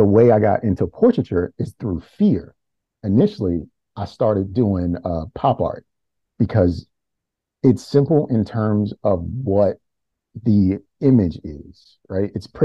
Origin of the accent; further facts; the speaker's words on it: Baltimore, Maryland, United States; I'm from Baltimore, and I went to school in my neighborhood. I grew up in Cherry Hill